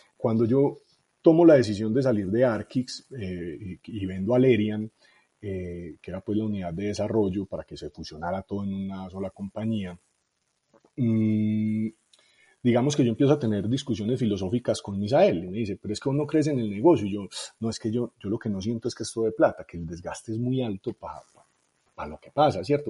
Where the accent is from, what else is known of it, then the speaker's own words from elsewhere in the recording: Medellín, Antioquia, Colombia; also born or lived in Itagüí; yo soy de Medellín